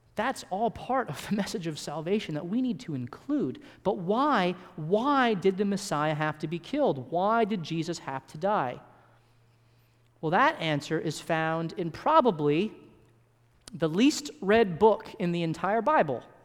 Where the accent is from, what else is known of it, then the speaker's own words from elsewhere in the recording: California, United States; I was born in California, and I spent most of my early childhood in California.